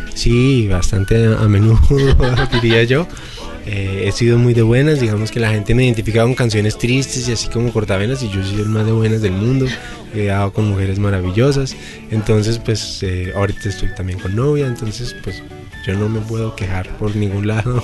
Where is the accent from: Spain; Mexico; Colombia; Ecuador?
Colombia; Bogotá; como bogotano, como colombiano.